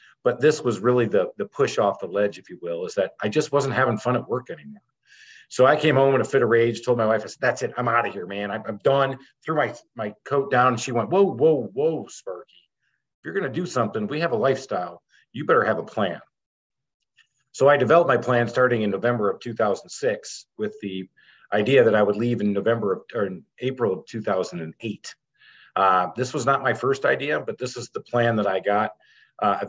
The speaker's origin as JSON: {"language": "English", "region": "Michigan", "country": "United States", "tie": "born or raised there", "said": "growing up in Michigan"}